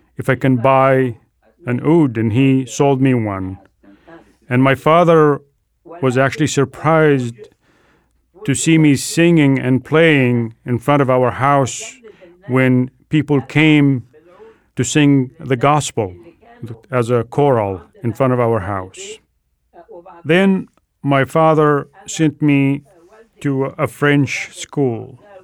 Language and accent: English; Egypt; English is a second language; moved away as an adult; now in Seattle, United States; So I have been in Seattle for 38 years. I was born in Egypt.